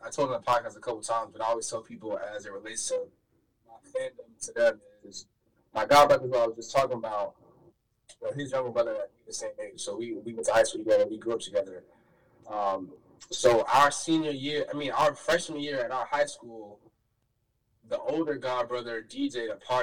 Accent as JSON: {"language": "English", "town": "Richmond", "region": "Virginia", "country": "United States", "tie": "born or raised there", "moved": "as an adult", "lives_now": "Philadelphia, United States", "said": "I'm born and raised in Richmond, Virginia."}